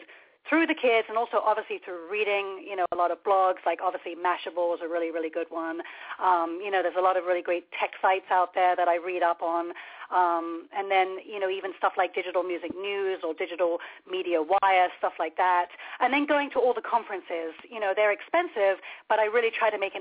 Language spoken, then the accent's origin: English; London, United Kingdom; moved away; I was born across the street from Abbey Road Studios